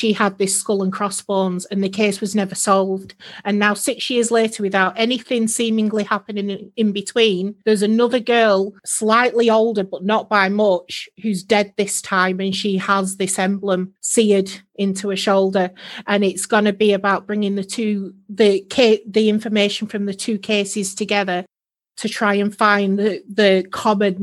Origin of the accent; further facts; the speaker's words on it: Preston, North West England, United Kingdom; now in Northumberland, United Kingdom; I live in Northumberland now, but I'm from Preston